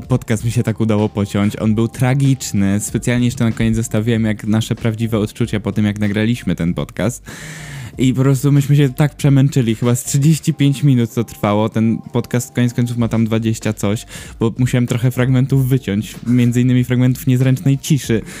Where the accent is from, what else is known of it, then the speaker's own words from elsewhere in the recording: Gdynia, Pomeranian Voivodeship, Poland; also born or lived in Gdańsk; jestem gdynianin, w sumie to gdańszczanin urodzony, ale gdynianin całe życie